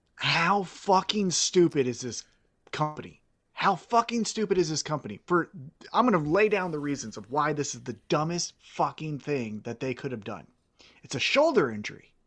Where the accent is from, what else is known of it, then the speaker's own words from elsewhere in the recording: Kansas City, United States; I'm from Kansas City